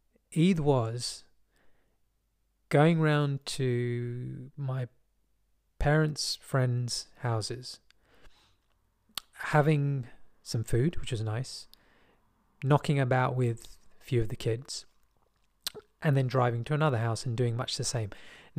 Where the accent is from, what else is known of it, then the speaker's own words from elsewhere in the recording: England, United Kingdom; born there; So I'm more comfortable with British than English, although I was born in England, which I find interesting.